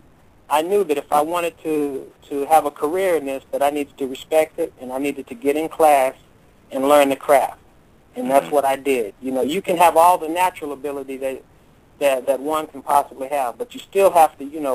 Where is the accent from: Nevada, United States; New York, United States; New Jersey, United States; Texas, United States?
Texas, United States; moved away as an adult; also born or lived in California; now in Hollywood, United States; growing up in Texas, then moving to California, then going back to Texas